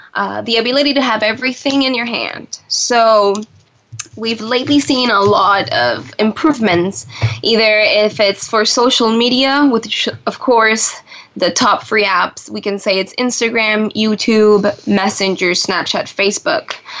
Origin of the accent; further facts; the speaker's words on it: Puerto Rico; also born or lived in Buenos Aires, Argentina; now in Washington, DC, United States; I'm originally from Puerto Rico, um, right now here in DC